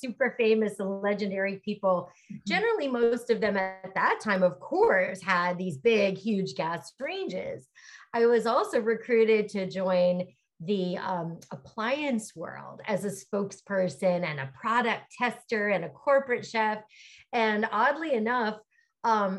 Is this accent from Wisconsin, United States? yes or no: no; Pennsylvania, United States; moved away as an adult; also born or lived in Philadelphia; now in California, United States; I'm from Pennsylvania, mm-hmm. Went to school in Philly